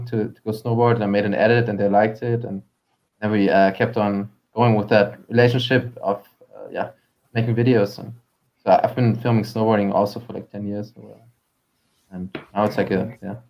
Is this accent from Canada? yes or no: no; Hamburg, Germany; my friend Benny, who I grew up with in Hamburg